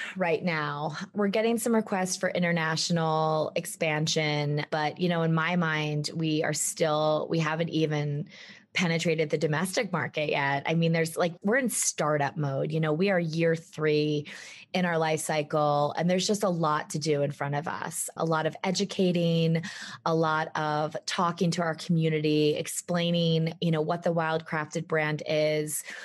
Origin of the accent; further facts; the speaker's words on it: East Coast, United States; moved away as an adult; now in Jackson Hole, United States; I grew up on the East Coast